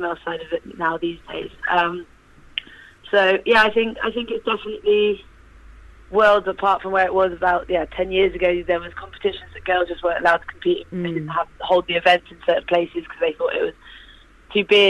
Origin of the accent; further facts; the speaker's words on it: North Devon, South West England, United Kingdom; also born or lived in Bristol; So originally, I'm from Bristol. And my parents, we moved to North Devon when I was about 9 or 10.